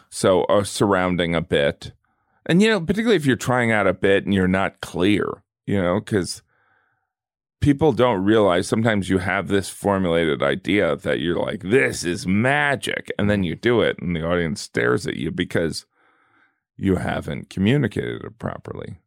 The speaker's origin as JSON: {"language": "English", "area": "the Rust Belt", "region": "small town in the Midwest", "country": "United States", "said": "where I'm from, in a small town in the Midwest. I'm from the Rust Belt"}